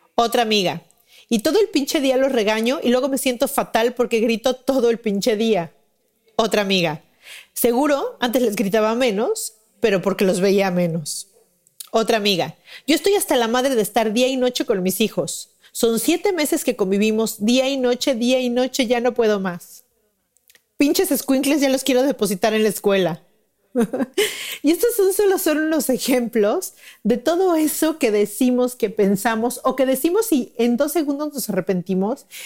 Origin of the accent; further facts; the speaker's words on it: Mexico City, Mexico; now in Cancún, Mexico; Yo vivo en Cancún y, y, soy de México, mi familia vive en México